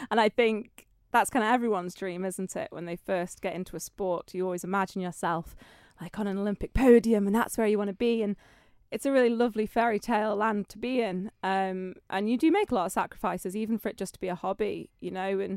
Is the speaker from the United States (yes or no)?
no; Isle of Man; Yes, and Andreas Primary School.